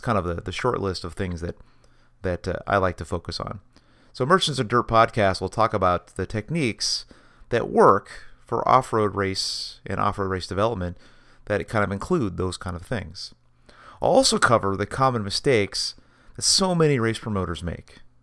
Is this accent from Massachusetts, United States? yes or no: no; Washington, United States; growing up in Washington State, you can't help but be a kid running around the forest.